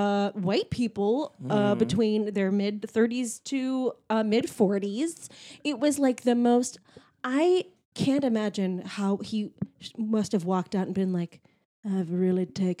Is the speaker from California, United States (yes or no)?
yes; San Jose, California, United States; I'm from San Jose.